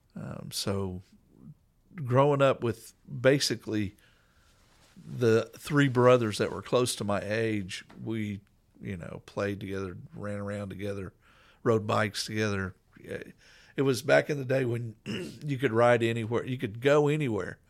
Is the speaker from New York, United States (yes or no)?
no; Coweta, Oklahoma, United States; I grew up in Coweta, Oklahoma